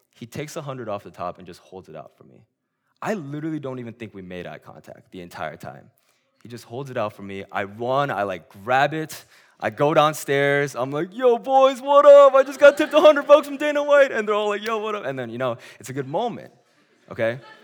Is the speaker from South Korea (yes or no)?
yes; South Korea; moved away; my hometown in Korea